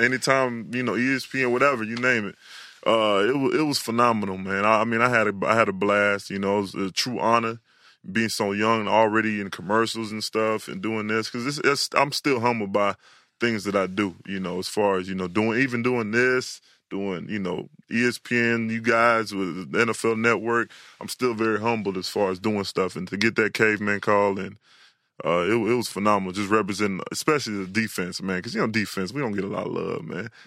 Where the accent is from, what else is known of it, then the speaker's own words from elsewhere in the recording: Houston, Texas, United States; I was born in Houston